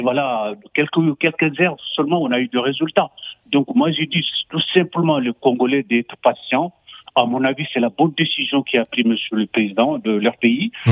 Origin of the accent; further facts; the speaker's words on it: Senegal; chez moi au Sénégal